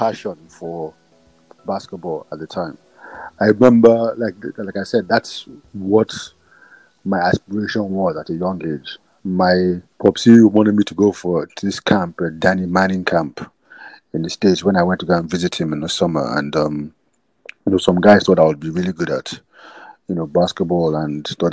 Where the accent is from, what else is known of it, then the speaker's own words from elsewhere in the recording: Nigeria; also born or lived in England; I was born in England, and then but we moved to Nigeria